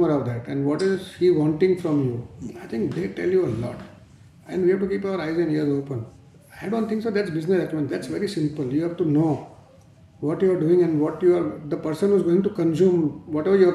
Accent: Mumbai, Maharashtra, India; I come from South Mumbai, come from a trading family. My grandfather had moved to India from Rajasthan and we were textile traders. I went to a nearby school which was on my road only

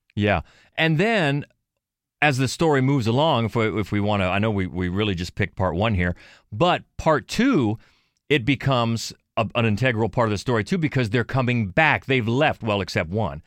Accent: Cambridge, Ohio, United States; I'm from Cambridge, Ohio

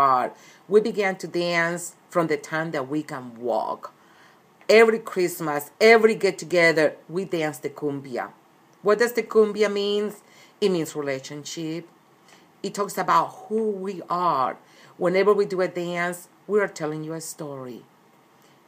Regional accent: Cali, Valle del Cauca, Colombia; also born or lived in Medellín, Colombia / Puerto Berrío, Colombia; now in United States; I was born in Medellin, but I was raised in Cali, which is the second largest city of Colombia.

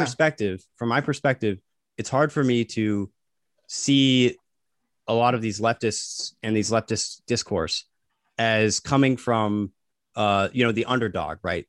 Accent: United States; we were raised in the United States.

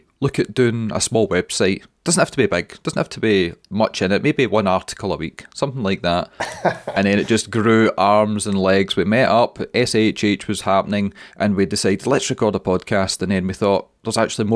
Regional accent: Scotland, United Kingdom; we're Scottish

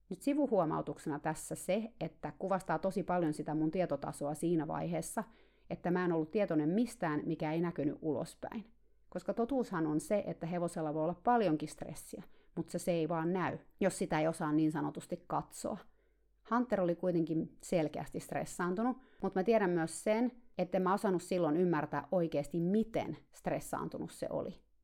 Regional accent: Finland; now in United States; Siihen aikaan, kun mä muutin Kaliforniaan Suomesta, mä olin aina tarhannut kaikkia hevosia yksin

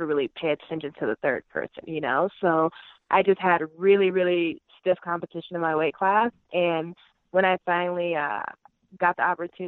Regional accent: Oakland, California, United States; I'm from Oakland, California

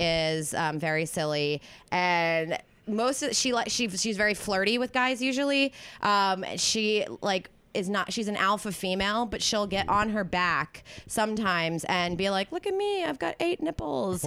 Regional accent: East Coast, United States; now in California, United States; growing up on the East Coast

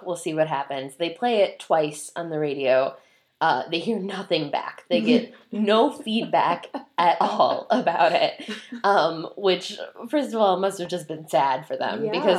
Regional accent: Detroit, Michigan, United States; So we're from Detroit, which is, like, south.

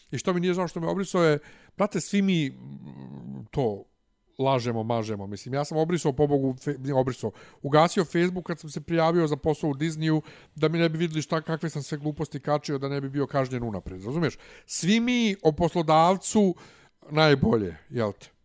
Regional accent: Bosnia & Herzegovina; now in Belgrade, Serbia; ja sam veći balvan iz Bosne od tebe.

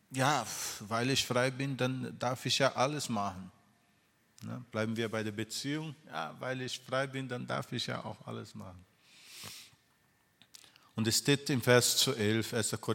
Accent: Brazil; moved away; Ich bin äh, in Brasilien äh, groß geworden

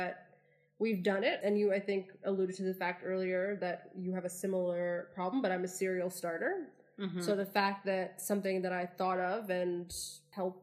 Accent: United States; I'm from the U.S.

